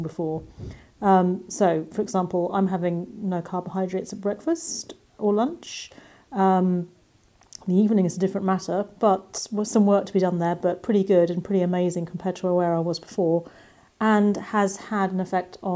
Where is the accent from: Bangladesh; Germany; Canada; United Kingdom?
United Kingdom; England; accent: English; I live in England, as you can probably hear from my accent